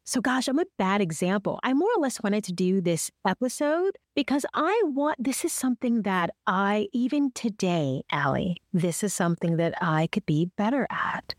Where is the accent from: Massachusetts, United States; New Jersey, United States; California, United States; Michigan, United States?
Michigan, United States; Detroit; moved away as an adult; also born or lived in Youngstown, Ohio; Detroit, Michigan, my hometown